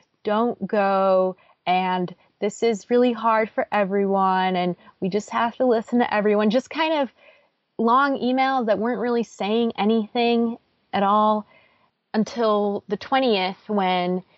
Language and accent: English; Chicago, Illinois, United States; also born or lived in Pittsboro, Chatham County, North Carolina; now in Chapel Hill, United States; I am from Illinois